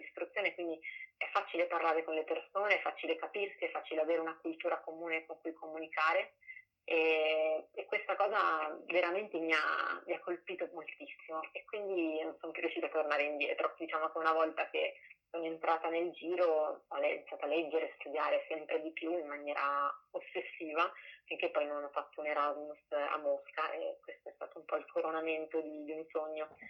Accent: Milan, Lombardy, Italy; sono nata e cresciuta a Milano

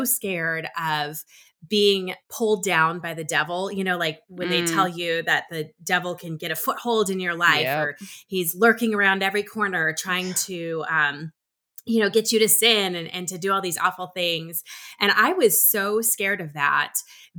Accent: Minnesota, United States; I'm originally from Minnesota

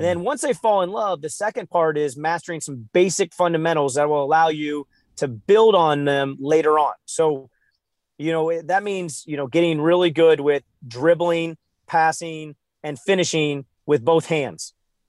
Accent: St. Louis, Missouri, United States; I'm from St. Louis. I grew up in the 90s. I was born in 89. So Michael Jordan was everything. I mean, if you grew up in the Midwest, there was only one person.

